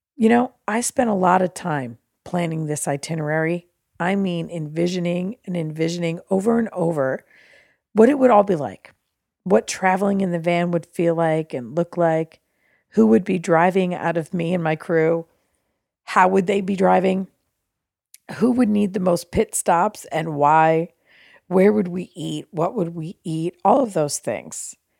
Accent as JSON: {"language": "English", "region": "New Jersey", "country": "United States", "said": "I'm from New Jersey"}